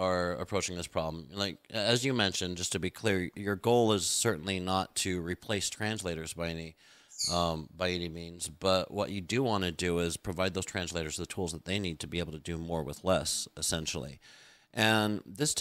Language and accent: English; United States; being an American is, growing up, like only the weird drama kids watched foreign films